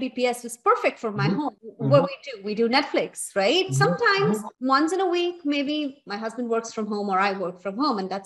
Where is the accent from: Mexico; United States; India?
India; moved away as an adult; now in Canada; I come from India.